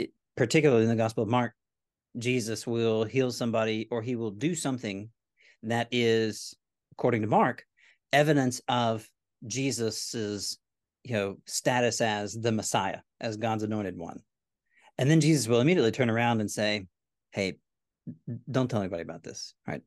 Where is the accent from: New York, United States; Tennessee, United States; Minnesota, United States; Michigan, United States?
Tennessee, United States; Nashville; moved away as an adult; now in Corpus Christi, United States; my wife and I grew up in Nashville